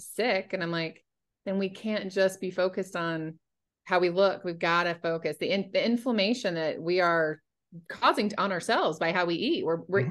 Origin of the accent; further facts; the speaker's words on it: North Carolina, United States; moved away; also born or lived in Washington, D.C. area; growing up in North Carolina. When I moved up to the D.C. area